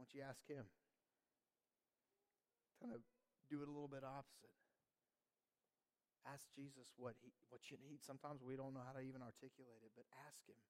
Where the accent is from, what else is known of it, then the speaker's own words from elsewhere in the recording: Georgia, United States; moved away; we're from Georgia